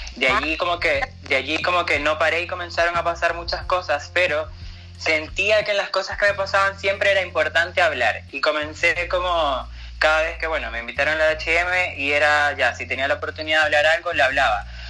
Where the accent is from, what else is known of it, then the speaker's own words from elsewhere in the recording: Venezuela; moved away as an adult; now in Chile; yo estoy de Venezuela